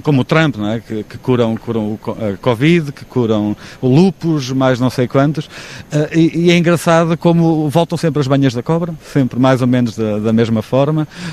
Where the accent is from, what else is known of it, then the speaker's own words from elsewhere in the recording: Figueira da Foz, Coimbra District, Portugal; also born or lived in Florence, Italy / Praia da Barra; now in Vila do Conde area, Portugal; Sou da Figueira, vivi na, na Praia da Barra, custou-me ah, a ausência de mar quando vivi em Florença durante quatro anos